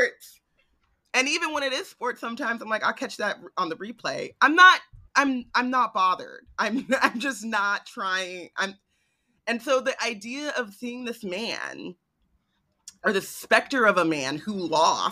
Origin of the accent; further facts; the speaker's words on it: United States; As an American, I remember when, like, I mean, I'm a Black American